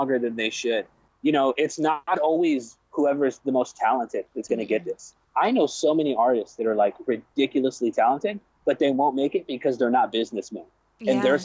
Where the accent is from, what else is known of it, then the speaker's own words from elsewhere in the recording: Corpus Christi, Texas, United States; I grew up in Corpus Christi, Texas, which is way down south